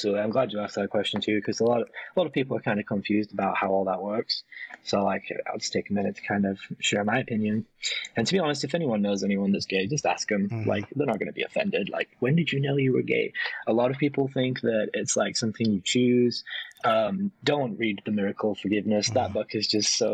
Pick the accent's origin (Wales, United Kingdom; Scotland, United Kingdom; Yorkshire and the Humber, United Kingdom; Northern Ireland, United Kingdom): Yorkshire and the Humber, United Kingdom; York; moved away as an adult; now in Las Vegas, United States; I'm from York, England. It's a town in the north of England, in the countryside.